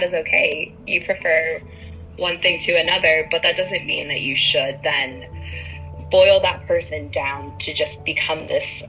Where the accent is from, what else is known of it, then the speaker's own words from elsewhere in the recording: Ohio, United States; Born and raised in Ohio